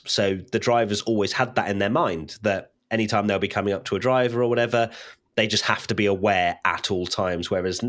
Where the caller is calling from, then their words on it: Toronto, Ontario, Canada; Hi, I'm … from Toronto, Canada.